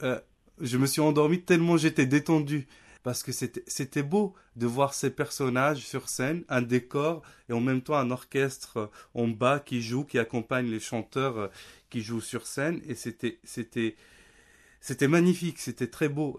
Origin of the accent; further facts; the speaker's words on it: Nador, Oriental, Morocco; moved away; also born or lived in Rabat / Paris; j'ai grandi à Nador avec ma famille